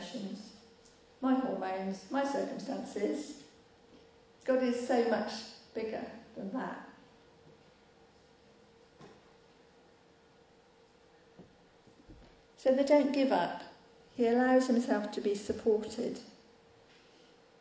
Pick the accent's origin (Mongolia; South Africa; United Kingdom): United Kingdom; we're British